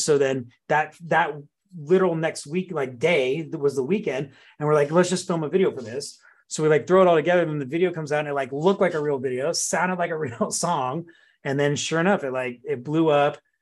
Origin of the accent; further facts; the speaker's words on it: Santa Cruz, California, United States; also born or lived in Oregon / Van Nuys, California; I was born in Oregon